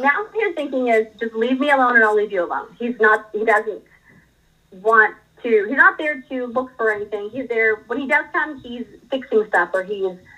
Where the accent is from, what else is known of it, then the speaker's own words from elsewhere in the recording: Dallas, Texas, United States; I grew up in Dallas